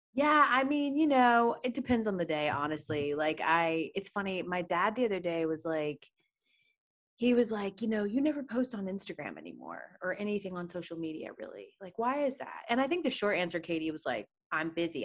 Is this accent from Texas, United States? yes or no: no; Atlanta, Georgia, United States; moved away; in Atlanta, my hometown